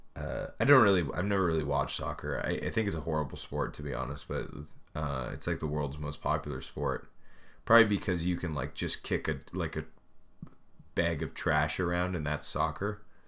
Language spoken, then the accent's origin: English; Canada; also born or lived in Edmonton; I moved home uh, back to my hometown, and so I started living with my parents